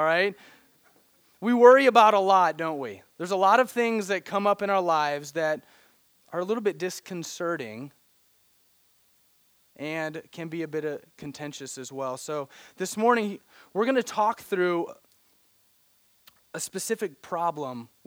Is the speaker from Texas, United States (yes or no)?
no; Branson, Missouri, United States; moved away; I grew up in Missouri, a little town called Branson, Missouri